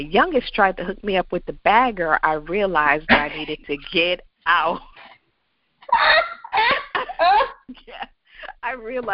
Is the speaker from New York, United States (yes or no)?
no; Connecticut, United States; moved away as an adult; now in Virginia, United States; I'm originally from Connecticut, and I made the wonderful decision that I was going to leave Connecticut